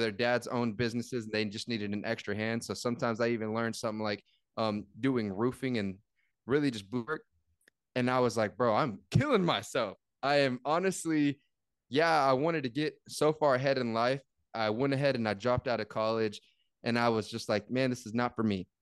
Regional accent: San Antonio, Texas, United States; I'm from San Antonio, and we have the hidden gems down here

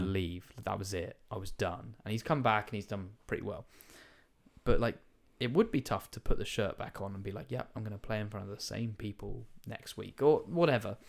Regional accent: United Kingdom; I'm British

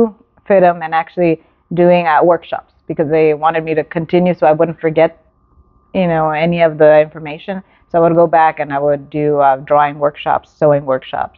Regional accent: Whittier, California, United States; I actually grew up in the city of Whittier.

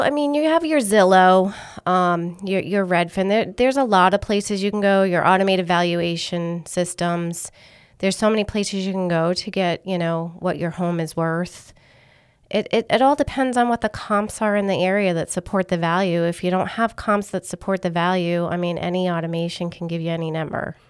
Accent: Massachusetts, United States; accent: Northern; now in Rhode Island, United States; I was born in Massachusetts.

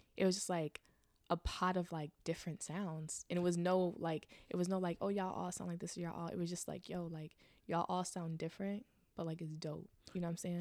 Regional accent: Richmond, Virginia, United States; also born or lived in Chesterfield, Virginia; I grew up in Virginia, Richmond, Virginia

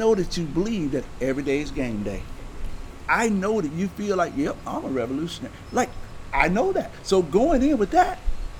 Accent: Baldwin, Florida, United States; I grew up in Baldwin

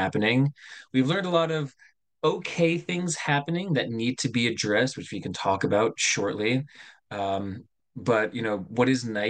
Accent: United States; myself, which is from the United States.

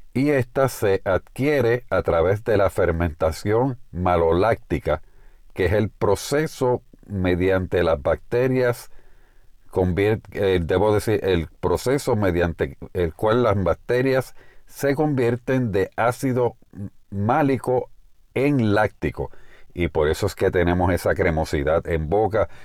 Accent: Puerto Rico; En el caso de Puerto Rico, de donde hacemos este programa, este podcast y de donde soy oriundo

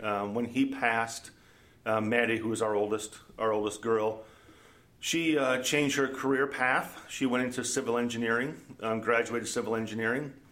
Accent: Minnesota, United States; also born or lived in Omaha / Iowa; now in Des Moines, United States; Born and raised in Minnesota

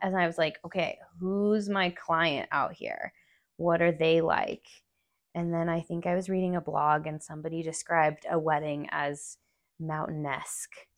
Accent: Albuquerque, New Mexico, United States; moved away as an adult; now in Durango, United States; I grew up there with my mom

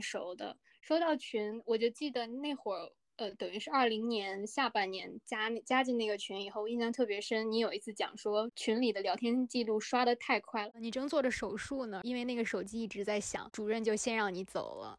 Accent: northern China, China; 我在北方出生长大

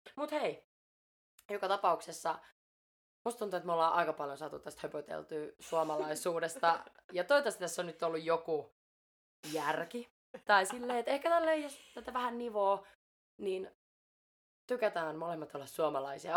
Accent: Finland; also born or lived in Mexico; olen suomalainen ja olen syntynyt Suomessa

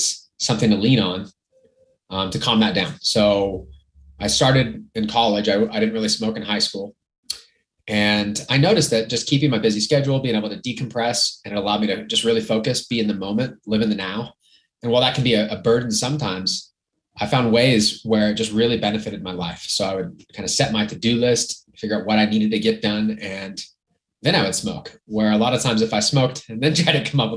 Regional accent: Orange County, California, United States; moved away as an adult; also born or lived in Lake Arrowhead, California / Lake Tahoe; now in Montrose, United States; I'm from California. Okay. I grew up in Orange County

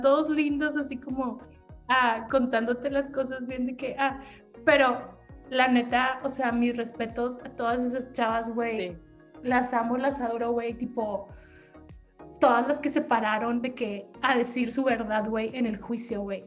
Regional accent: Mexico; Como mexicano

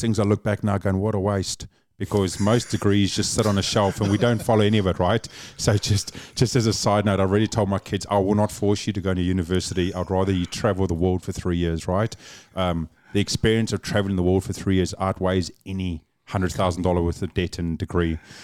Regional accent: Cape Town, Western Cape, South Africa; accent: South African; now in New Zealand; born and raised Cape Town, South Africa

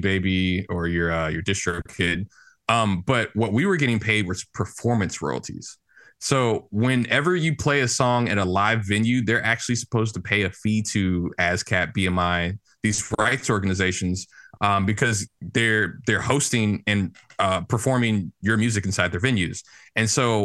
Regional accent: St. Louis, Missouri, United States; I grew up in St. Louis, Missouri

